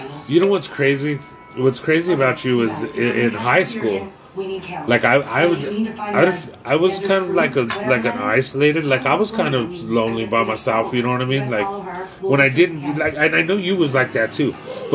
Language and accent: English; Pueblo, Colorado, United States; I'm from Bessemer